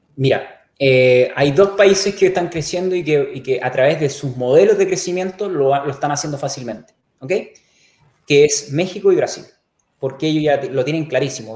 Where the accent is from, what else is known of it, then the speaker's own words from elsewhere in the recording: Chile; soy chileno, vivo a dos kilómetros de Naranja